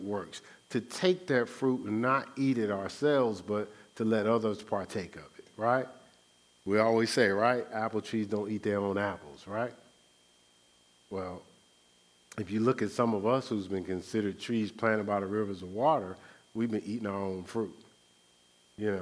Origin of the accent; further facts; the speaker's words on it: Newark, New Jersey, United States; I'm from the Brick City in Newark, New Jersey